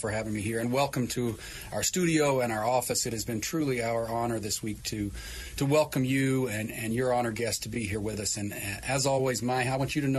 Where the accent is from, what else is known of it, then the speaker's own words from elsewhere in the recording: Virginia, United States; accent: twang; now in Los Angeles, United States; I grew up in Virginia. You probably still detect a bit of a twang in my voice, although I've lived in L.A. for 25 years.